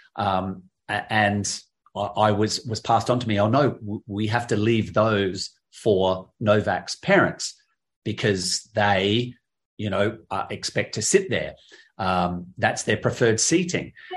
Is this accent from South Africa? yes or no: no; Adelaide, South Australia, Australia; my hometown in Adelaide